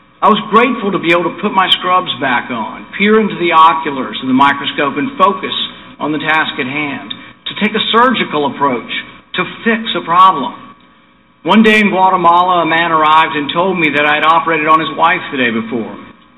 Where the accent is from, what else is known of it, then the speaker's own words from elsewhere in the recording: Bowling Green, Kentucky, United States; Less than 5 years ago, I stood just down the road in my hometown in Bowling Green and said those same words.